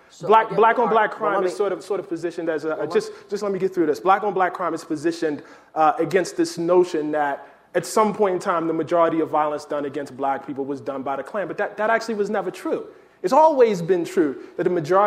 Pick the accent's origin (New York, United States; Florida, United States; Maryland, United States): Maryland, United States; Baltimore; I wrote an entire book about growing up in Baltimore